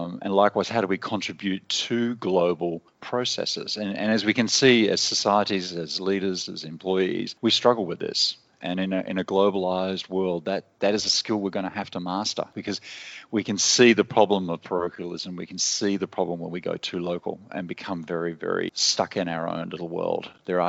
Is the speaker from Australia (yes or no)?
yes; Australia; moved away as an adult; Well, originally, I'm Australian and I spent most of my adult life living in, other countries.